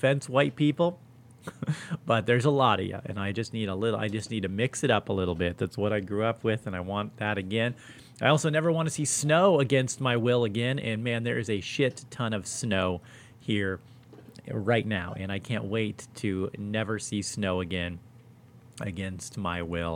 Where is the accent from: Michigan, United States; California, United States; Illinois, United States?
California, United States; Los Angeles; moved away as an adult; now in Spokane, United States; a buddy of mine who I grew up